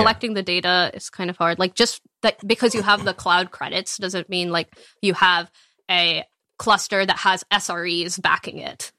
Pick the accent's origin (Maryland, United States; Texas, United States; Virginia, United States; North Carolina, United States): Texas, United States; moved away; I grew up in Texas, like, in a small